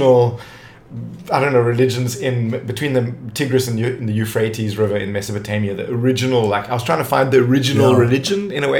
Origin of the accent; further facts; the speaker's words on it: Cape Town, Western Cape, South Africa; I grew up in Tableview, which was like suburbia